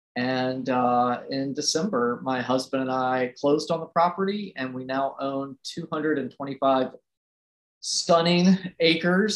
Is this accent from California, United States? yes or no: no; Roanoke, Virginia, United States; I grew up in Roanoke, Virginia, which is a small city